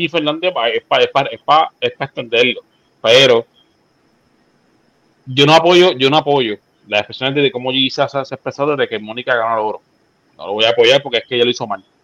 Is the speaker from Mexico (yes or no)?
no; Puerto Rico; Pero que te di el golpe de pecho de que yo soy la primera puertorriqueña, bicho